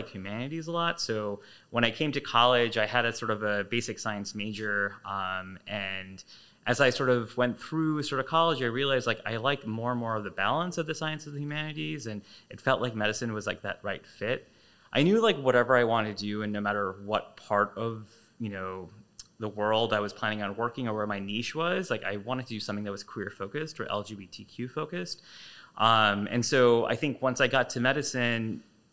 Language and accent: English; just outside Chicago, Illinois, United States; my sister and I were both born here actually just outside Chicago